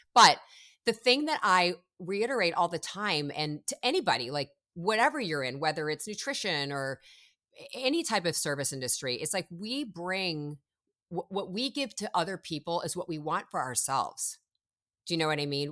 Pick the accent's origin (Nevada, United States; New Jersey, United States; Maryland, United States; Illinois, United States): Illinois, United States; Chicago; moved away as an adult; now in Los Angeles, United States; originally I'm from Chicago. I moved when I was eighteen from Chicago to Los Angeles